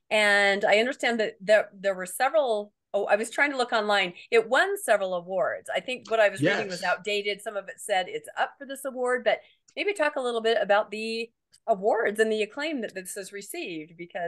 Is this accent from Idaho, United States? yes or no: no; Washington, United States; Now, I grew up in Washington State, so we didn't have Deseret Book, but we had a place called Desert Book